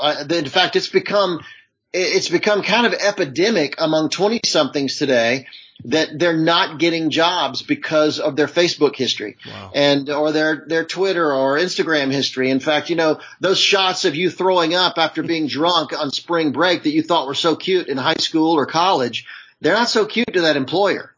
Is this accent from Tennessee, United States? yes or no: no; Charlotte, North Carolina, United States; also born or lived in Hollywood; now in Los Angeles, United States; I grew up in Charlotte, North Carolina.